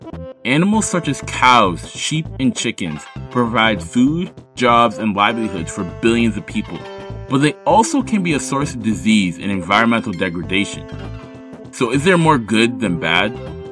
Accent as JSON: {"language": "English", "country": "United States", "said": "I am a Ghanaian-American passionate about growing food and helping farmers do their job"}